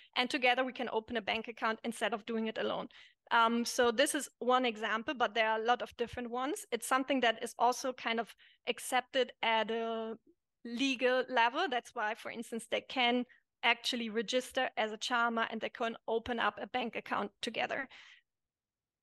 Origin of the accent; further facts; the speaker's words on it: Germany; moved away as an adult; also born or lived in Italy; I'm German, growing up in Germany, we are a very individualistic country